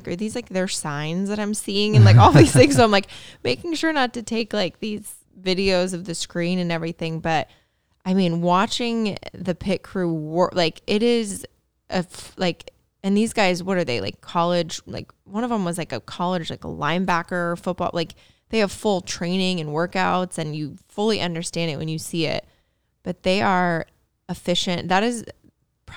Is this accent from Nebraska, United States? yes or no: no; Indiana, United States; I grew up in Indiana